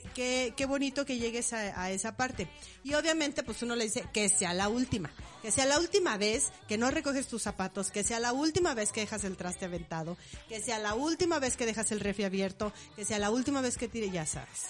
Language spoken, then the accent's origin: Spanish; Morelia, Michoacán, Mexico; yo nací en Morelia